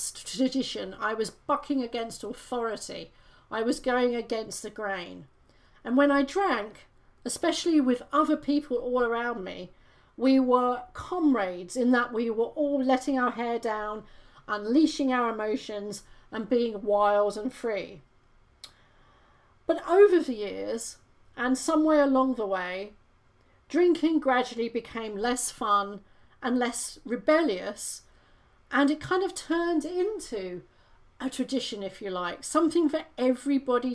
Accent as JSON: {"language": "English", "country": "United Kingdom", "said": "I'm British, I grew up with a monarchy"}